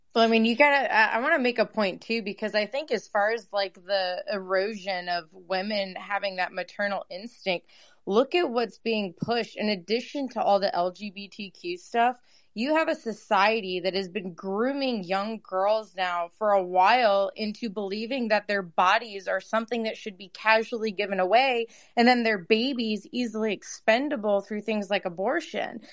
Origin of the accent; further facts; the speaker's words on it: Massachusetts, United States; I grew up in Massachusetts